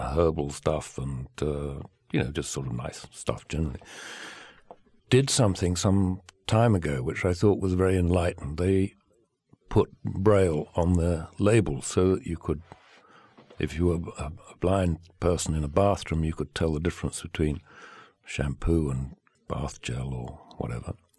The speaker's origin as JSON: {"language": "English", "region": "England", "country": "United Kingdom", "moved": "yes", "lives_now": "Provence, France", "said": "I'm English."}